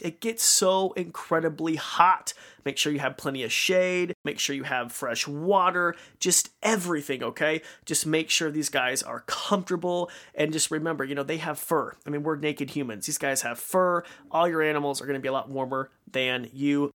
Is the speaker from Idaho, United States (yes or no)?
yes; Marsing, Idaho, United States; my hometown of Marcin, Idaho.